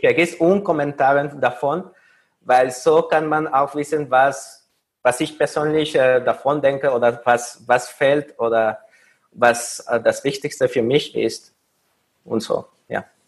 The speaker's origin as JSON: {"language": "German", "country": "Mexico", "also_born_or_lived": "Paris", "second_language": "German", "moved": "as an adult", "lives_now": "Vienna, Austria", "said": "ich komme aus Mexiko und äh, dort habe ich meinen Bachelor"}